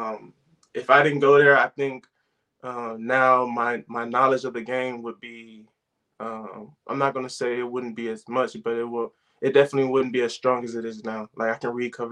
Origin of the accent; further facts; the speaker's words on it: Los Angeles, California, United States; moved away as an adult; also born or lived in Hawthorne, California / Palmdale, California / Nebraska; I'm from Los Angeles, California. I went to three different high schools